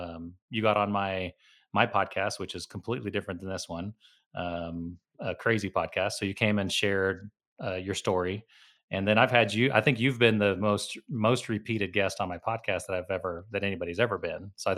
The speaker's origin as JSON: {"language": "English", "country": "United States", "also_born_or_lived": "Oklahoma", "said": "And so I consider myself a third culture person, meaning I'm American, I'm Latin, but I'm combining both of them."}